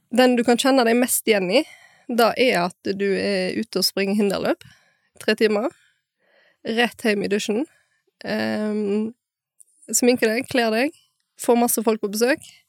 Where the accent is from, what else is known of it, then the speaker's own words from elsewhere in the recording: Bømlo, Vestland, Norway; Jeg er fra Bømlo